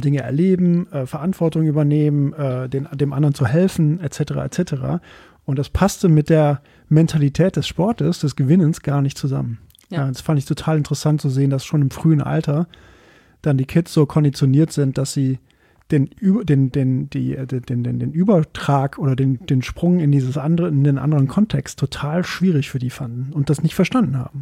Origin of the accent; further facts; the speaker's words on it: Belgium; moved away; ich komme aus Belgien